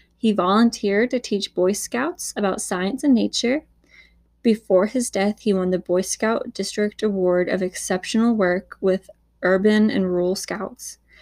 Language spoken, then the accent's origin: English; Huntsville, Alabama, United States; this happened in my hometown